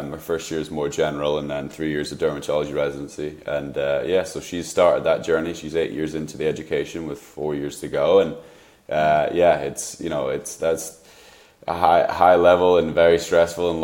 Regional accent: United Kingdom; now in Seattle, United States; I'm obviously British

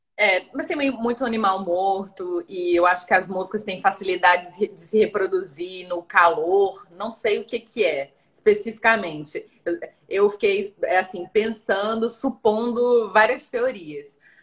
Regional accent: São Luís, Maranhão, Brazil; moved away; also born or lived in Rio de Janeiro; morei quase a minha vida toda numa cidade quente, perto da linha do Equador, né? Então, assim, São Luís, onde eu nasci, é bem quente

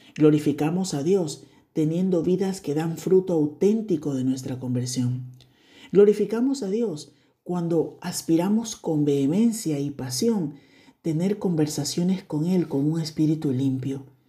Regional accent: Ecuador; Y se ha convertido en una frase eh, típica en mi país

